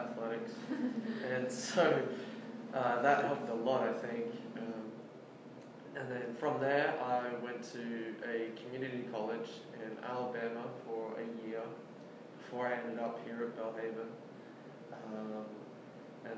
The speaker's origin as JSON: {"language": "English", "country": "Australia", "tie": "born or raised there", "also_born_or_lived": "England", "moved": "as an adult", "lives_now": "United States", "said": "I spent the next 12 years in Australia. I went to primary school and high school, did most of my growing up in Australia"}